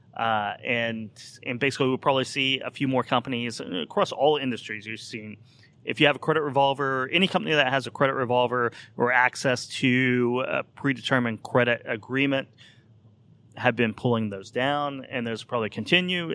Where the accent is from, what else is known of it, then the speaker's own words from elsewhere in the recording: Oklahoma, United States; I grew up in Oklahoma in the eighties during the oil depression there